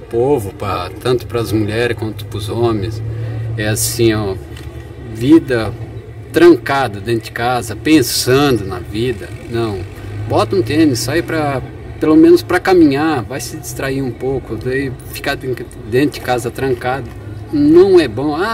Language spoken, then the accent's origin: Portuguese; Curitiba, Paraná, Brazil; also born or lived in São Francisco do Sul / São Paulo; now in Joinville, Brazil; Só nasci ali, mas não me criei ali, né? Curitiba, São Paulo, esses cantos aí.